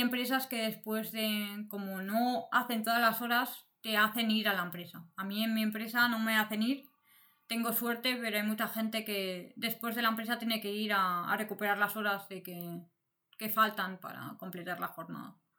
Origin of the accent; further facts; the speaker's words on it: Barcelona, Catalonia, Spain; moved away as an adult; now in Berlin, Germany; yo vengo de España, de Barcelona, y hace como nueve años que me vine a vivir a Alemania